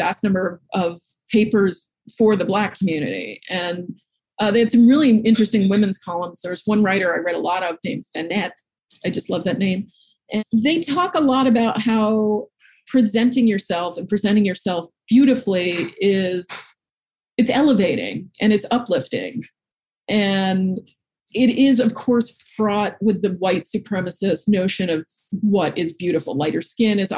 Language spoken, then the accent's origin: English; New York City, New York, United States; I grew up in Manhattan